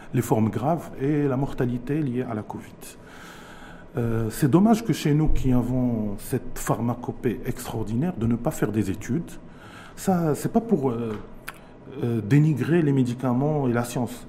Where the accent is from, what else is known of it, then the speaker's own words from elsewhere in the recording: Morocco; chez nous au Maroc